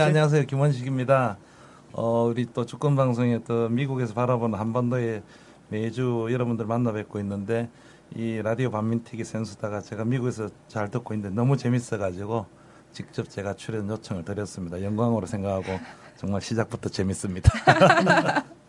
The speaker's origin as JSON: {"language": "Korean", "region": "Busan", "country": "South Korea", "tie": "born or raised there", "also_born_or_lived": "New York", "moved": "yes", "said": "고향 부산입니다"}